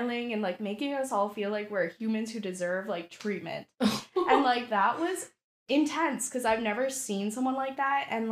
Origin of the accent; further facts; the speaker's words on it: Sault Ste. Marie, Ontario, Canada; we're from a small city